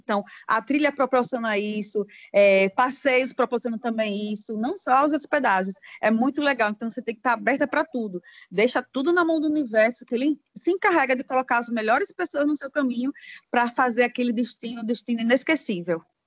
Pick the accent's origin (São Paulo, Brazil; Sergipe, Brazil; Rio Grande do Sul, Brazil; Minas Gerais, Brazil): Sergipe, Brazil; Aracaju; eu sou de Aracaju, Sergipe, né? Aqui do Nordeste